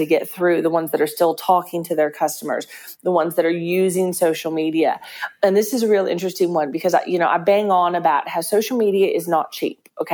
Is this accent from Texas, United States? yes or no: yes; Texas, United States; now in Perth, Australia; I'm Texan